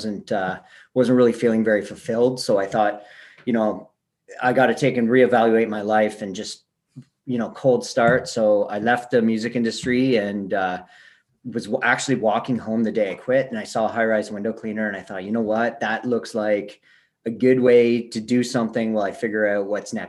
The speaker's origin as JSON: {"language": "English", "town": "Kingston", "region": "Ontario", "country": "Canada", "tie": "born or raised there", "also_born_or_lived": "Vancouver, Canada / Australia", "said": "2012, I moved back to my hometown in Kingston, Ontario, Canada here"}